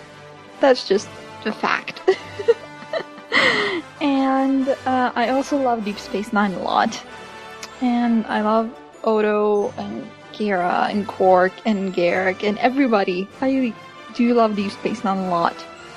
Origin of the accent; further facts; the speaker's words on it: Norway; English is a second language; I'm from Norway.